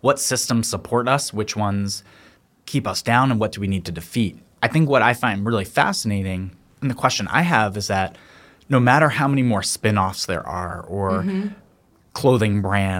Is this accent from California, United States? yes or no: no; Philadelphia, Pennsylvania, United States; I'm from Philadelphia